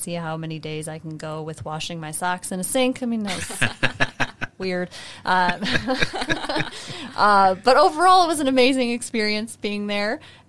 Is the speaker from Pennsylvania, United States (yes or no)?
yes; Pennsylvania, United States; also born or lived in New Hampshire / Minnesota / Elkhart; I was born in New Hampshire and moved around the country with my family. We lived in Minnesota. We lived in Elkhart. We lived in Pennsylvania, New Hampshire again. I spent my high school years in Pennsylvania